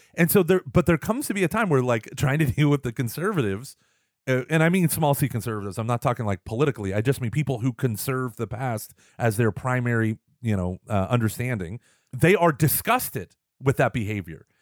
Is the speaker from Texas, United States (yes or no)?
yes; Texas, United States; I'm from Texas, we're a very bl, um, red state, very conservative